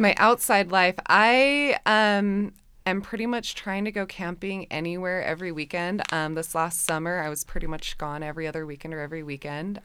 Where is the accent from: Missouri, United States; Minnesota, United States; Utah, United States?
Utah, United States; West Jordan; grew up in West Jordan, Utah